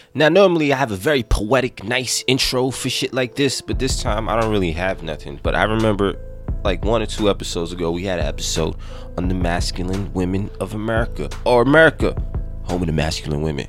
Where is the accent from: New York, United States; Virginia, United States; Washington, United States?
New York, United States; New York City; we grew up in the Bronx